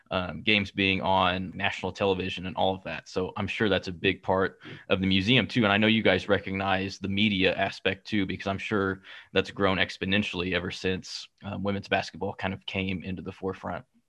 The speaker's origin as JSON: {"language": "English", "town": "Kansas City", "region": "Missouri", "country": "United States", "said": "I'm from Kansas City"}